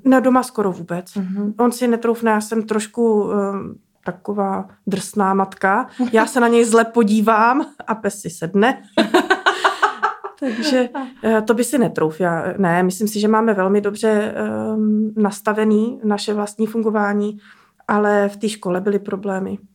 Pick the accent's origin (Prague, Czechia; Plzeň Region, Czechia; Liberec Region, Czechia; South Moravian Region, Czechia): Liberec Region, Czechia; Benecko; my jsme z Benecka, Aha. v horách, v Krkonoších